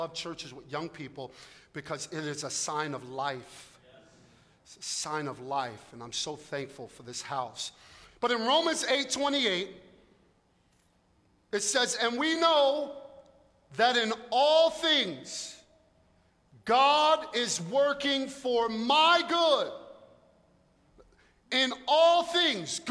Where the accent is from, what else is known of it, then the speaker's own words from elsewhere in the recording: New York City, New York, United States; also born or lived in North Jersey; now in South Jersey, United States; I'm from Brooklyn